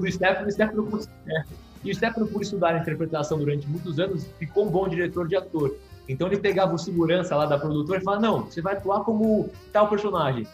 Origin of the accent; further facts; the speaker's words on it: São Paulo, Brazil; A gente é aqui de São Paulo, né, descendente de italiano, meus avós vieram da Itália, uhum. mas nasceu aqui de São Paulo